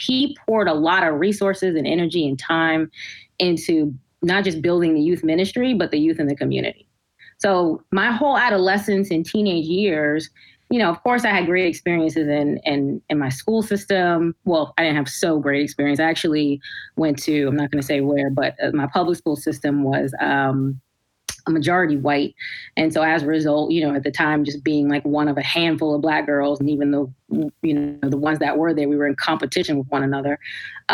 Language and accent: English; New Jersey, United States; also born or lived in Brooklyn, New York; I was born in Brooklyn, New York. So we started off there for a few years of my life. And then elementary school, we came over to New Jersey.